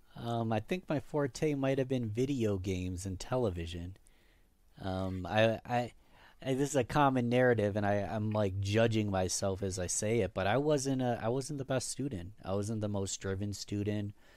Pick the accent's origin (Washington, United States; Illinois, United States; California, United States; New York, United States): New York, United States; Rochester; I was born in nineteen ninety-one in Rochester, New York. Born and raised.